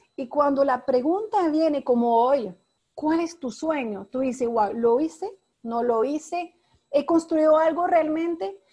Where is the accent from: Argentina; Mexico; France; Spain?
France; moved away as an adult; now in Panama; Yo soy francesa. Llegué en tu país, en Panamá